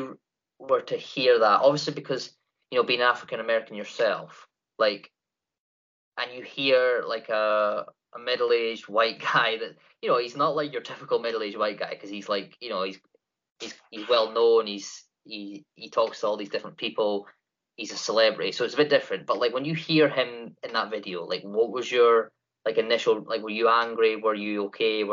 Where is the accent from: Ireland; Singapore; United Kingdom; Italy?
United Kingdom; Scotland; I'm from Great Britain, Scottish born